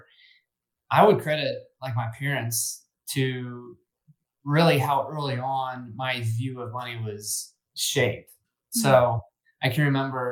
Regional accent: Indiana, United States; I grew up kind of in the Midwest

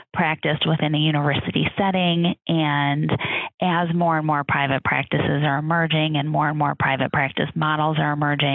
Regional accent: Chicago, Illinois, United States; I'm from Chicago. My husband's from Chicago. We very much wanted to return to our families.

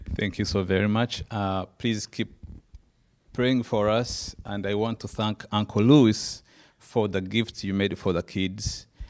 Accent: Rwanda; moved away; We both from Rwanda and Uganda

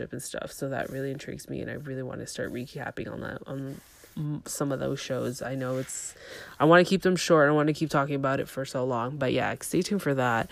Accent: Toronto, Ontario, Canada; I was born in Toronto.

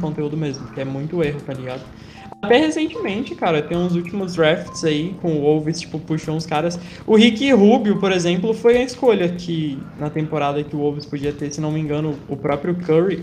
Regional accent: Juiz de Fora, Minas Gerais, Brazil; now in São João del Rei, Brazil; Eu nasci em Juiz de Fora, que é também é sul de Minas

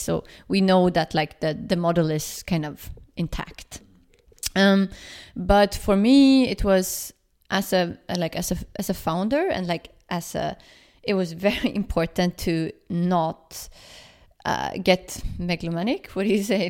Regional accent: Sweden; now in Berlin, Germany; I'm from Sweden

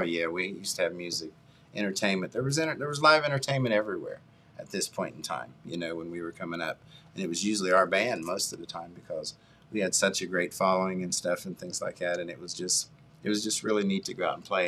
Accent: United States; I'm originally from Lee Hollow, uh, off Limerick Road. Uh, all of my family went to uh, Jackson High School.

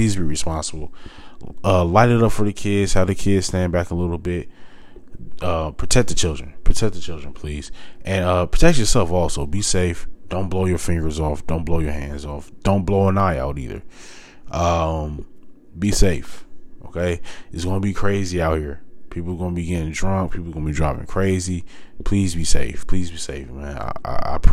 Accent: United States; I am American. I am a Black American.

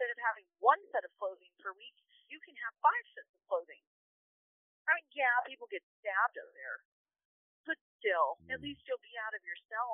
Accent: Orange County, California, United States; I'm from Orange County, which is actually an expensive area

